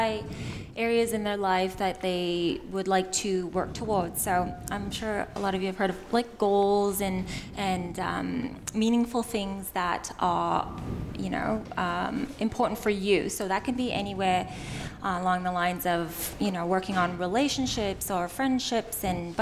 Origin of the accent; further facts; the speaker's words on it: Canada; moved away as an adult; now in Australia; You might notice from my non-Aussie accent. I was born and raised in Canada.